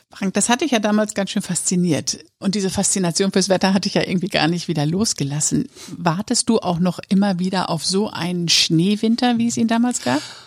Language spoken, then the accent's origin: German; Papenburg, Lower Saxony, Germany; im Norden Niedersachsens, in Papenburg, wo ich aufgewachsen bin